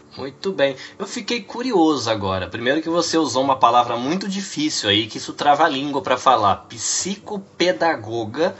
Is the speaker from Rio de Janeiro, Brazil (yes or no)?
no; São Paulo, Brazil; criado, é, é criado em São Paulo